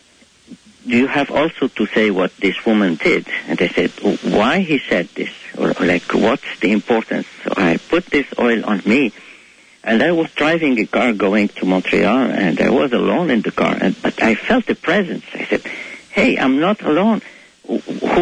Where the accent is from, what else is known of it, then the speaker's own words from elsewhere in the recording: Cairo, Cairo Governorate, Egypt; first language Arabic; English is a second language; moved away as an adult; I was born in Egypt, in Cairo, where every spring when we just go outside, we smell the orange blossoms